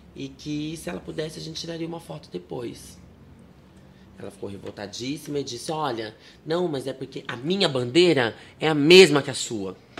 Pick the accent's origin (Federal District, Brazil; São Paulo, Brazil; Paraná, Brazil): São Paulo, Brazil; Sarutaiá; born or raised there; also born or lived in Marília